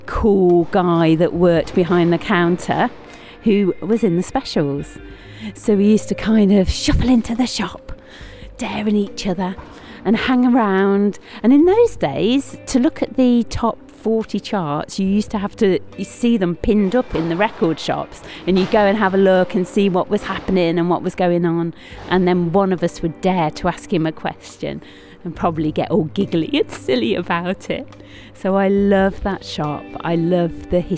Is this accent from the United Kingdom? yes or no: yes; Coventry, West Midlands, United Kingdom; growing up in Coventry